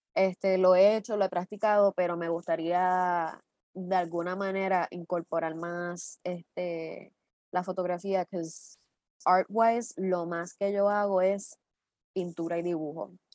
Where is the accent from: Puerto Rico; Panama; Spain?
Puerto Rico; somos puertorriqueños